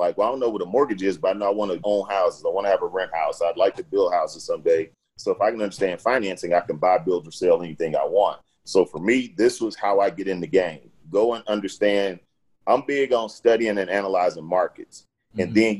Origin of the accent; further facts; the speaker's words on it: Houston, Texas, United States; I grew up in Fifth Ward in Houston